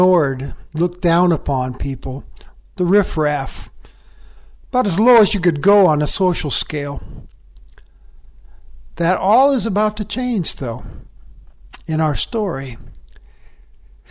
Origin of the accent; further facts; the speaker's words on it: Livingston, Montana, United States; my hometown of Livingston, Montana